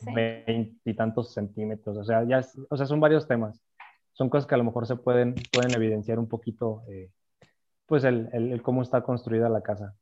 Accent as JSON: {"language": "Spanish", "region": "Aguascalientes", "country": "Mexico", "said": "Yo soy de aquí de Aguascalientes."}